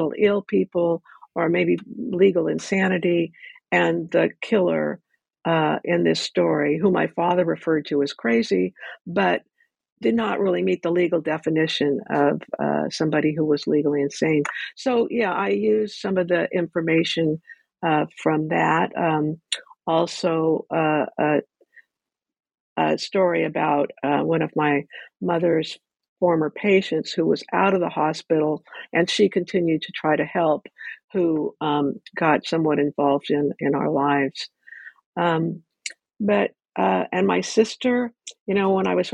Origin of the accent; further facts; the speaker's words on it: Ventura, California, United States; I grew up in Ventura